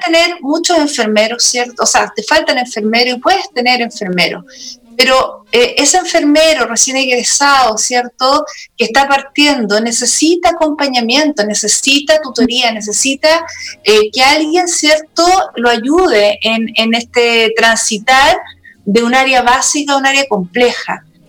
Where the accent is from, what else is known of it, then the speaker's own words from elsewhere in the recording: Santiago, Santiago Metropolitan Region, Chile; also born or lived in Patagonia; yo soy de Santiago